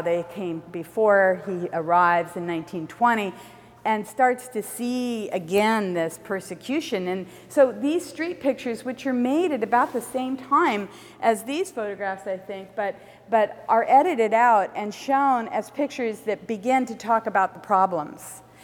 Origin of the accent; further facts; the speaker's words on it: Compton, California, United States; also born or lived in San Francisco, United States; now in Berkeley, United States; I grew up in Los Angeles and Compton in particular